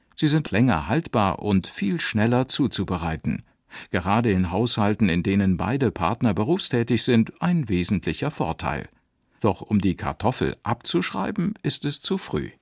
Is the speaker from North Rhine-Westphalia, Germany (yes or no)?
no; Saarland, Germany; bei uns im Saarland